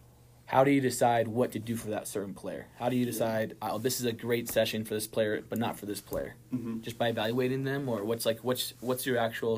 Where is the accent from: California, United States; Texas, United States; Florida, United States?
California, United States; now in Utah, United States; because I'm from Southern California